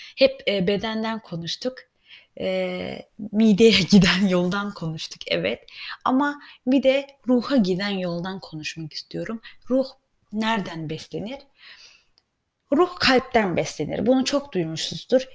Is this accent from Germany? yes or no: yes; Germany; Ben de Almanya'da yetiştiğim için